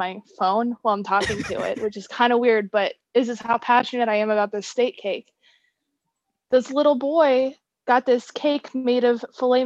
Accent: Ohio, United States; I'm from Ohio

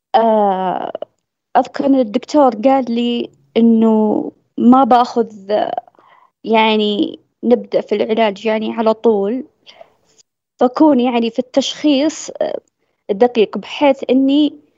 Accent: southern Saudi Arabia, Saudi Arabia; عندنا بالجنوب

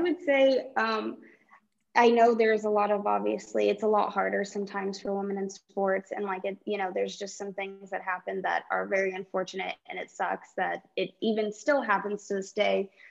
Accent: California, United States; growing up in California

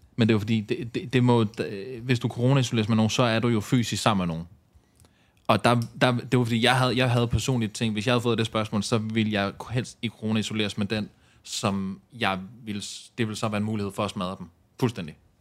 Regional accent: Ballerup, Capital Region of Denmark, Denmark; jeg er jo opvokset noget af min barndom i Ballerup

